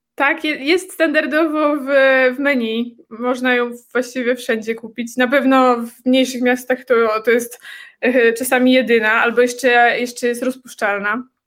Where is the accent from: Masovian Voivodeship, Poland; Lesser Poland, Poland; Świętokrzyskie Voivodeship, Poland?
Masovian Voivodeship, Poland; Warsaw; now in Czech Republic; ja jestem z Warszawy